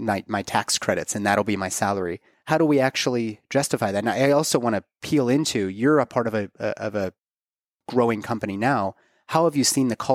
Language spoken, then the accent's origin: English; Pittsburgh, Pennsylvania, United States; my hometown in Pittsburgh